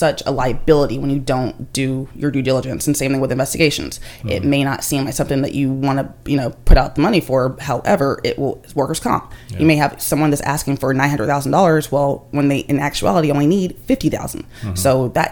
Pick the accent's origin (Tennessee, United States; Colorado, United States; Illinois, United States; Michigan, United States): Tennessee, United States; I'm from Tennessee